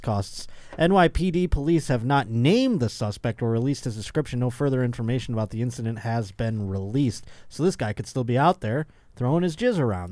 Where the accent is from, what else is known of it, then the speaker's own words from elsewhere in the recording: Buffalo, New York, United States; moved away; I'll be in my hometown of Buffalo, New York